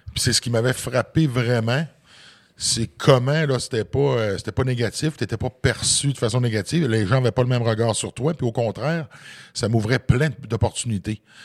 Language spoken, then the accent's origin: French; Côte-Nord, Quebec, Canada; je viens d'un petit village de la Côte-Nord.